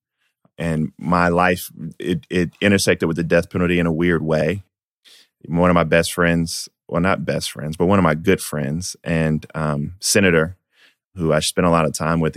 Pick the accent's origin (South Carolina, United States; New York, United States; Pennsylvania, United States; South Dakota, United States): South Carolina, United States; Denmark; I was born in Denmark, South Carolina, where I grew up in a food desert